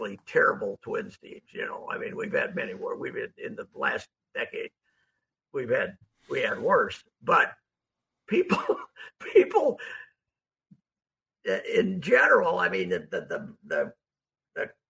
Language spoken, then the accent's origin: English; Fulda, Minnesota, United States; I'm from Fulda